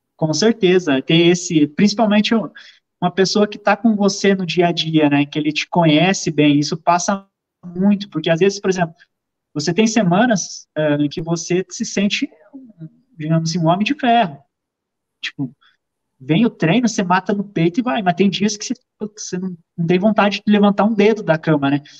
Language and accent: Portuguese; Caçador, Santa Catarina, Brazil; Sou natural de Caçador, Santa Catarina, cidadezinha do meio oeste catarinense